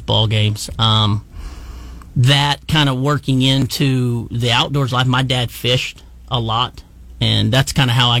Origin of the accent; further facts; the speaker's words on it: Washington, Oklahoma, United States; grew up in Washington, Oklahoma.